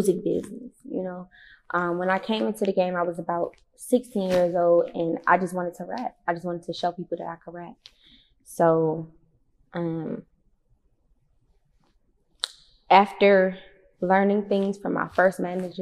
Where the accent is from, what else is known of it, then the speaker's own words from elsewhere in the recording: Detroit, Michigan, United States; I'm from Joy Road 89, straight up off the freeway